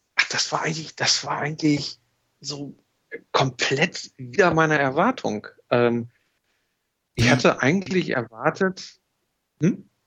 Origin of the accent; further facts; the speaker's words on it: Germany; ich komme aus Deutschland und, und bin, bin hier unterwegs